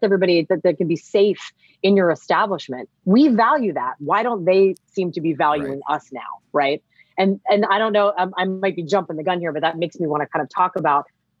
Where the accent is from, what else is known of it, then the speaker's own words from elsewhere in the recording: Pittsburgh, Pennsylvania, United States; moved away; also born or lived in Washington, D.C.; I'm from Pittsburgh, if I can give a shout out, but I lived in DC for about like 18 years